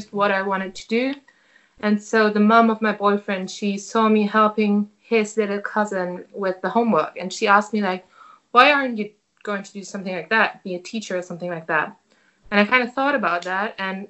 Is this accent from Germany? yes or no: yes; Hanover, Lower Saxony, Germany; English is a second language; I'm from Hanover.